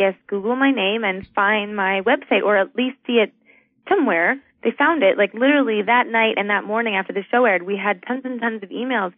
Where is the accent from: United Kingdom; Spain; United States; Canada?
Canada; I'm a Canadian